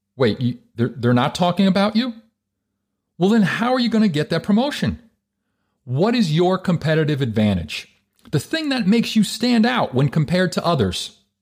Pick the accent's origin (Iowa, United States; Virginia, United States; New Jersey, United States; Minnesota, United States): New Jersey, United States; I'm from Jersey.